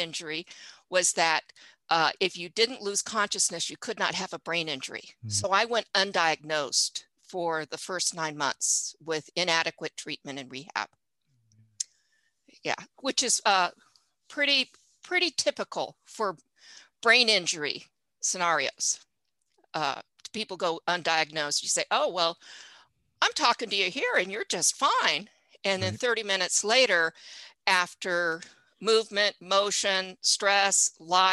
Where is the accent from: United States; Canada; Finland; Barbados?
United States; Fresno, Bay Area, California; also born or lived in Richmond, California; I am originally from California, Fresno, Bay Area